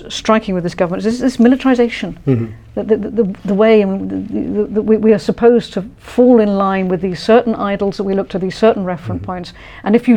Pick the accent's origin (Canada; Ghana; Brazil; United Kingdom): United Kingdom; London; now in Wales, United Kingdom; I am from London originally